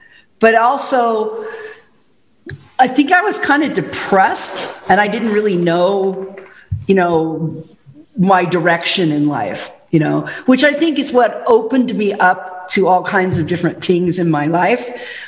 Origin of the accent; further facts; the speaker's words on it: Chicago, Illinois, United States; moved away; I grew up in the Chicago area